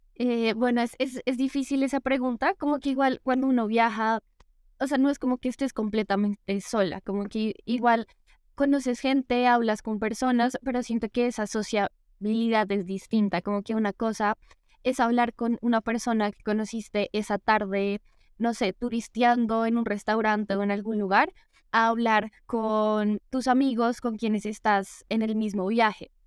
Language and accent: Spanish; Bogotá, Colombia; soy de Bogotá